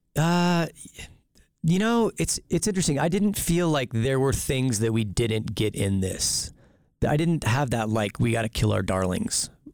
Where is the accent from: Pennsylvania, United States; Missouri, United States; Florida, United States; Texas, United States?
Texas, United States; South; moved away as an adult; also born or lived in Amherst, Massachusetts; now in Boise, United States; I grew up in South Texas